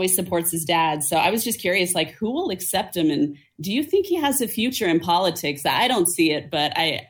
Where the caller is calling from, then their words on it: Salt Lake City, Utah, United States; So I'm calling in from Salt Lake.